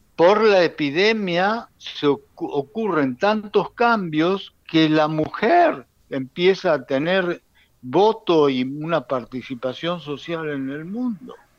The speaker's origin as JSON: {"language": "Spanish", "country": "Argentina", "moved": "yes", "lives_now": "Israel", "said": "Yo soy argentino, muy argentino y orgulloso de eso"}